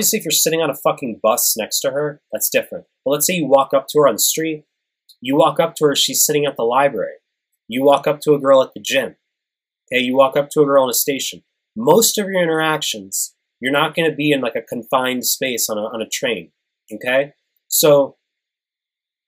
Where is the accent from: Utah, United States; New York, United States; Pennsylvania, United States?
New York, United States; moved away; I'm from New York.